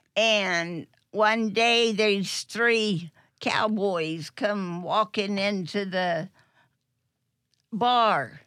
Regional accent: Killeen, Texas, United States; moved away as an adult; also born or lived in California; now in Middleburg, United States; we lived in Killeen, and it's, it's, uh, being next door to Fort Hood

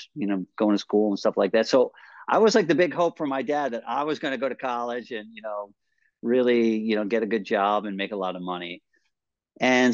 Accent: Westchester, New York, United States; I grew up in Westchester

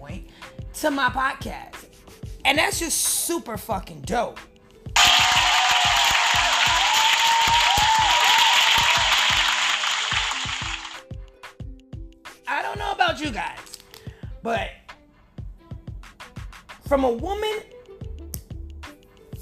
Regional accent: New York City, New York, United States; I'm from New York City.

